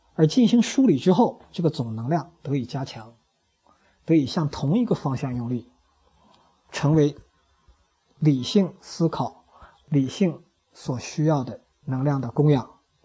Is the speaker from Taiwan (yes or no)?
no; China; 我们中国人